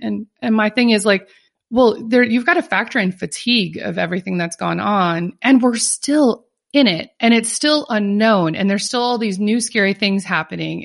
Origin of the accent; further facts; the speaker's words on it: Minnesota, United States; also born or lived in California; now in North Carolina, United States; I'm originally from Minnesota